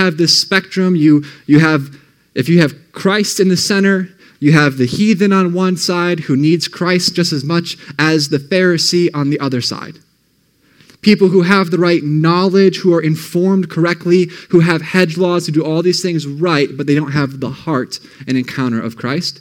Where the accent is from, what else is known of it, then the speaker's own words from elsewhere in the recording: Ohio, United States; also born or lived in Michigan; And so I grew up in Ohio. I moved to Michigan. I grew up there for most of my middle school years, I should say grade school. Then we moved back to Ohio